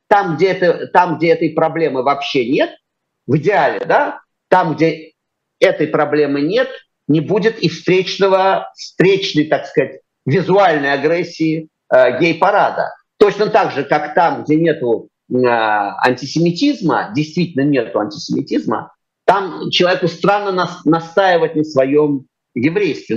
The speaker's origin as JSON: {"language": "Russian", "region": "Moscow", "country": "Russia", "tie": "born or raised there", "said": "я, московский мальчик с чистых"}